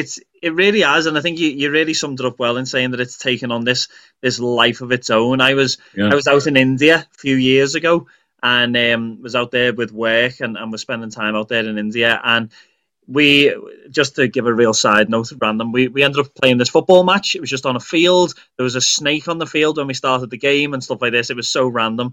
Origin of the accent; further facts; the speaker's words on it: Liverpool, North West England, United Kingdom; they knew that I was from Liverpool